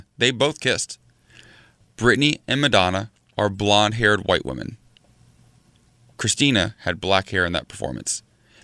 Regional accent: Columbus, Ohio, United States; moved away as an adult; now in Los Angeles, United States; my hometown of Columbus, Ohio. My hometown. It's where I sort of lived through my college years and where I came out.

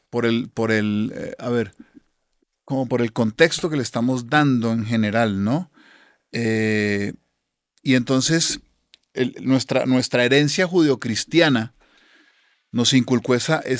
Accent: Colombia; ahí todos somos colombianos

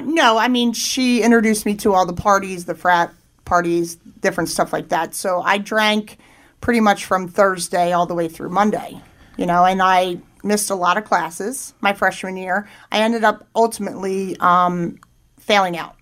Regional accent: Thorndale, Pennsylvania, United States; I grew up in Chester County, uh, about 40 minutes from here. Uh, grew up in Thorndale, uh, which is in between Downingtown and Coatesville

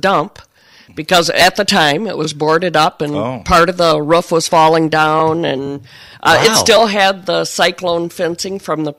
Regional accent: Hudsonville, Michigan, United States; also born or lived in Jamestown, Michigan; I grew up in Hudsonville. I still live in that area. I live in Jamestown and lived there all my life.

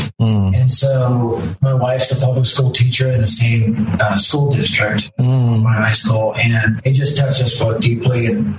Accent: Denver, Colorado, United States; I was raised in North Denver, which is the primary area of Denver at the time.

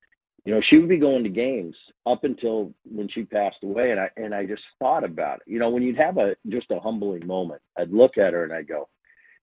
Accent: New Jersey, United States; We grew up in Jersey

